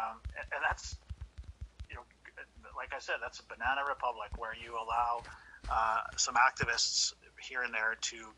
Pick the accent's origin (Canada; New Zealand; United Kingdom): Canada; as a Canadian, I'm embarrassed of our current leadership